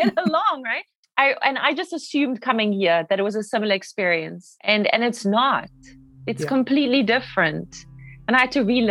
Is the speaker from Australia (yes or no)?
no; South Africa; moved away as an adult; also born or lived in Los Angeles, United States; now in United States; I'm South African